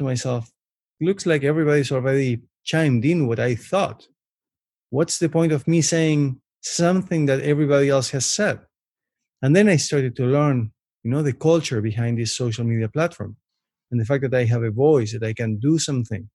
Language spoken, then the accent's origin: English; Buenos Aires, Argentina; English is a second language; moved away as an adult; also born or lived in Canada; now in Toronto, Canada; So I was born and raised in Buenos Aires, Argentina. I lived there until I was almost 20 years old. And I moved to Canada almost 16 years ago